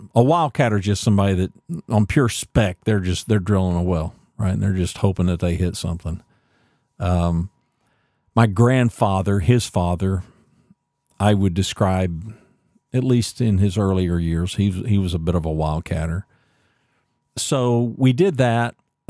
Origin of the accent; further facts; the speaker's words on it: Ada, Oklahoma, United States; born there; now in Texas, United States; I was born in Ada, Oklahoma, and we moved around quite a lot.